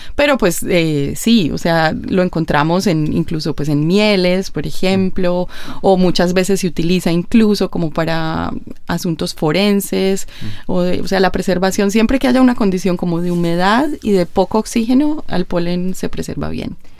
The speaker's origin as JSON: {"language": "Spanish", "country": "Colombia", "said": "en Colombia, pues, de donde yo vengo"}